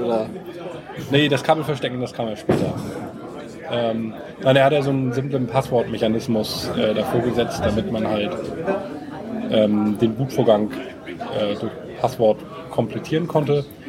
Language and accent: German; Bad Segeberg, Schleswig-Holstein, Germany; moved away as an adult; now in Kiel, Germany; ursprünglich bin ich mal Segeberger gewesen